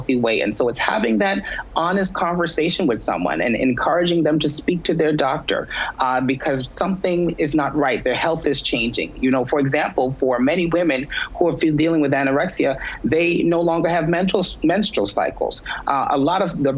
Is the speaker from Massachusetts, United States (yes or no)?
no; New York City, New York, United States; I'm from the Bronx, New York